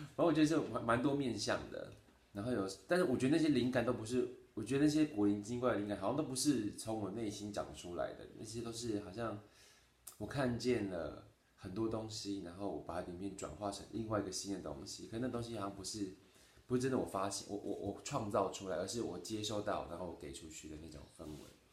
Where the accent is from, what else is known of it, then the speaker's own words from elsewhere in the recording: Taitung, Taitung County, Taiwan; moved away; 今年呢，三十三岁，然后在台东，刚刚回台东工作，然后做的是厨师，主厨，经营料，经营，啊，经营一间餐厅，种种田，然后就教瑜伽，有时候接一些设计案